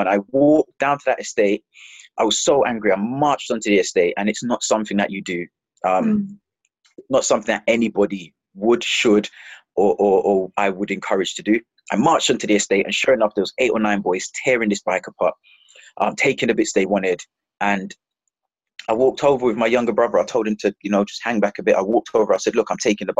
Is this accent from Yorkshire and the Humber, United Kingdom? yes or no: no; London, United Kingdom; also born or lived in Jamaica / Palmers Green, London; we moved to Hackney in East London